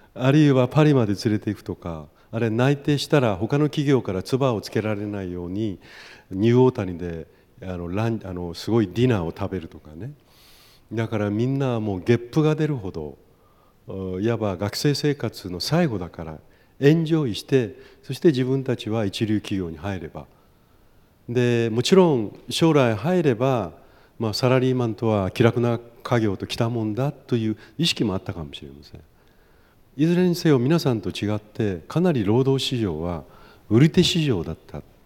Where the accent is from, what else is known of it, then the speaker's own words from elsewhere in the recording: Kumamoto, Japan; moved away as an adult; now in Chiba, Japan; 熊本生まれなので東京に来てなかなかその言葉に慣れ親しめなかった